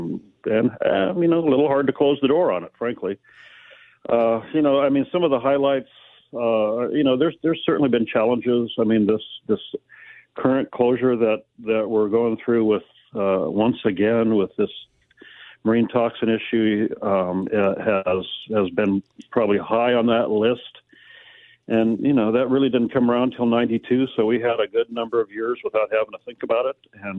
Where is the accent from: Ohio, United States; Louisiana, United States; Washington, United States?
Washington, United States; Aberdeen; I grew up in Aberdeen.